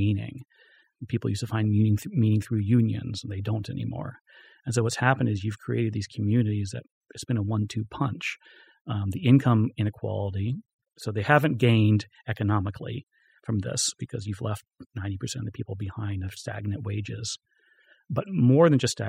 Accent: Florida, United States; moved away; when I was a kid, we had an orange juice factory in our town. I'm from Florida.

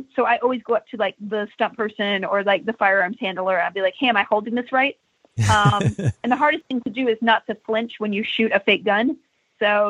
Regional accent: Texas, United States; I'm from Texas.

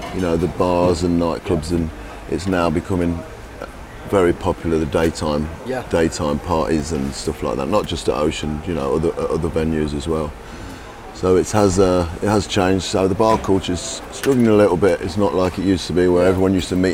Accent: Leicester, East Midlands, United Kingdom; born or raised there

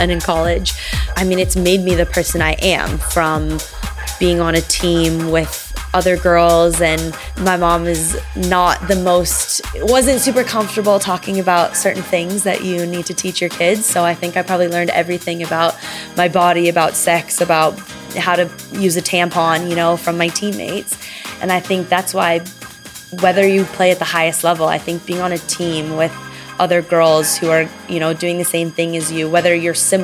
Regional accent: Los Angeles, California, United States; I'm from Los Angeles, California

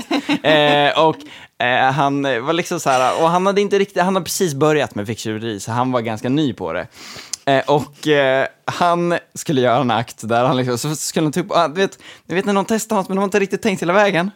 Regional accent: Gotland, Sweden; som gotlänning

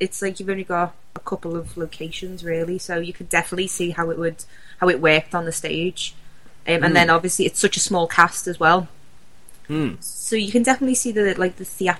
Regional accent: Liverpool, North West England, United Kingdom

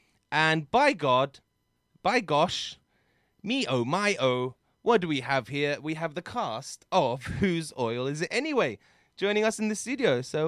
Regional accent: London, United Kingdom; I love growing up in London is a blessing, and I'm very lucky to have been born here.

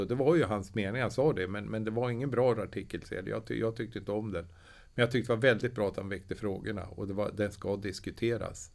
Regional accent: Östersund, Jämtland, Sweden; jag kommer ju från Östersund

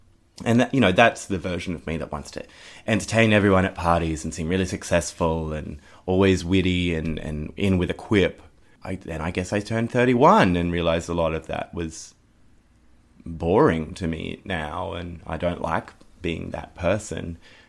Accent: Cronulla, New South Wales, Australia; For me, growing up in Cronulla in the Shire, in a sort of very religious place

